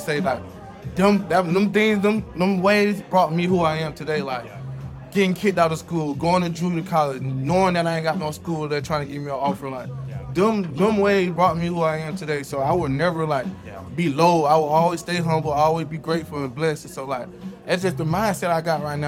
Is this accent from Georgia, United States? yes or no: yes; Georgia, United States; moved away as an adult; also born or lived in Kansas; I'm from Georgia, going to my high school